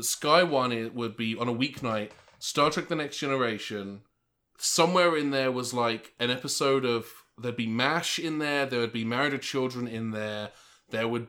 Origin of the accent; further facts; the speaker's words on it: United Kingdom; moved away as an adult; now in United States; I was in the UK, where I was born and grew up, as if the accent didn't give it away.